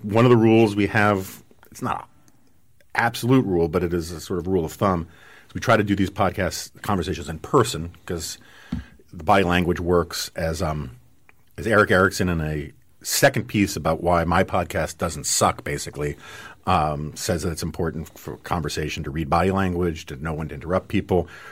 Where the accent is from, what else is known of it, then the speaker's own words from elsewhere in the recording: New York City, New York, United States; I grew up in Manhattan